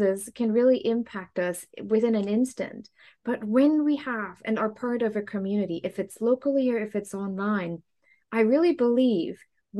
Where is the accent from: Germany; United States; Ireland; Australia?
Germany; moved away; I grew up in Germany